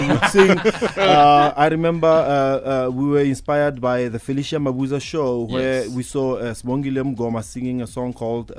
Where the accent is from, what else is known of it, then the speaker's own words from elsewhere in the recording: Pretoria, Gauteng, South Africa; born and bred in Garankuwa in Pretoria, the north of Pretoria.